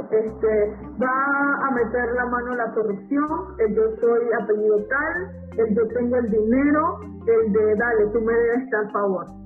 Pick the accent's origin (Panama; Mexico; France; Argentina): Panama; Bocas del Toro; moved away